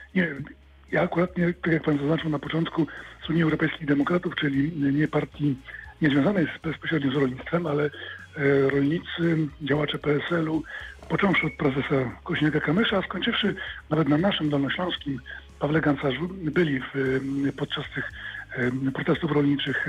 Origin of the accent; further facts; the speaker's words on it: Wrocław, Lower Silesian Voivodeship, Poland; jestem wrocławianinem, dolnoślązakiem